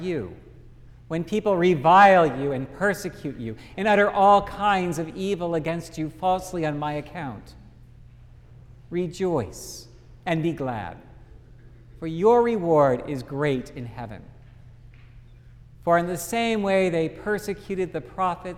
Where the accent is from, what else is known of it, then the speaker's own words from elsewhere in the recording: Dallas, Texas, United States; growing up in Dallas